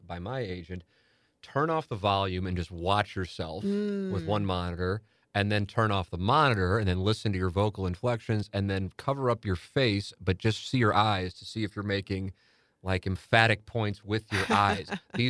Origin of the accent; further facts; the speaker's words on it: St. Louis, Missouri, United States; And then I'll say we're from St. Louis, like, oh, Missouri.